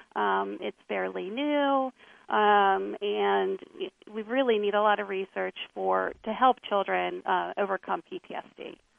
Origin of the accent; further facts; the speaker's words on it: Lancaster County, Pennsylvania, United States; also born or lived in Philadelphia suburbs; I grew up in Lancaster County, Pennsylvania